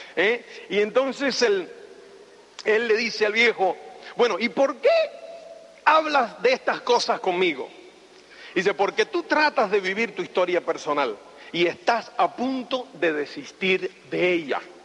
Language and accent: Spanish; Cuba; moved away as an adult; also born or lived in Spain / United States; soy cubano. me asilé en España en el año 82